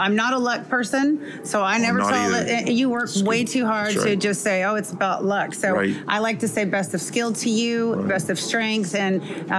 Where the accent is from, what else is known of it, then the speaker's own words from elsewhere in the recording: Texas, United States; I'm from Texas.